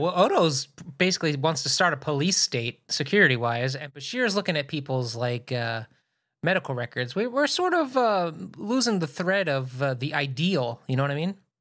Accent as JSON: {"language": "English", "town": "Philadelphia", "region": "Pennsylvania", "country": "United States", "tie": "born or raised there"}